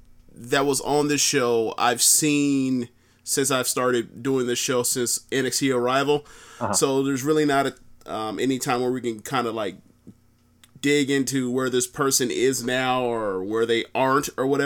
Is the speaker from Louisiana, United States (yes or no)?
no; Florida, United States; I'm from Florida